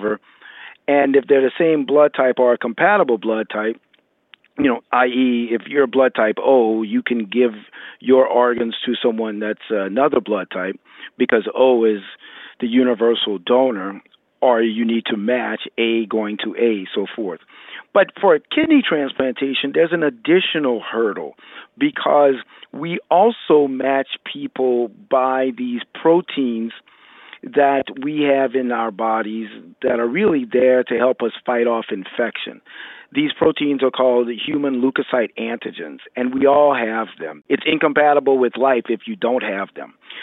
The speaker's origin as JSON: {"language": "English", "region": "Louisiana", "country": "United States", "tie": "born or raised there", "said": "I'm originally from Louisiana. I grew up in Louisiana"}